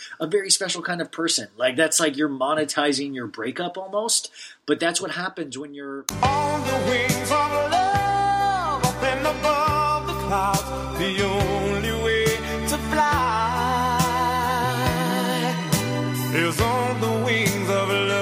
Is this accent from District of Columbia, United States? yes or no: no; Olathe, Kansas, United States; I grew up in Olathe, Kansas, a small town in Kansas